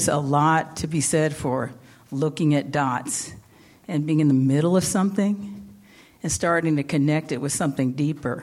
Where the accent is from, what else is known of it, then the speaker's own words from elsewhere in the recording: New York City, New York, United States; I'm a New Yorker, and so the subway is second nature